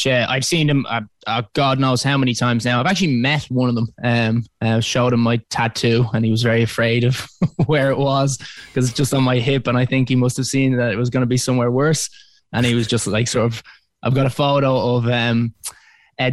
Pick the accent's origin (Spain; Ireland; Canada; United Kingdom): Ireland; Dublin, Leinster; I'm from Dublin. I'm currently there at the moment